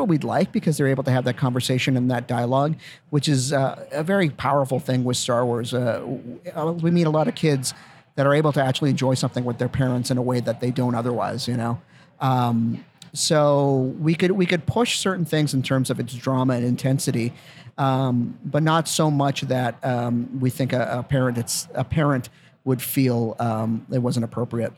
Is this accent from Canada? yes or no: yes; Winnipeg, Manitoba, Canada; moved away; growing up in Winnipeg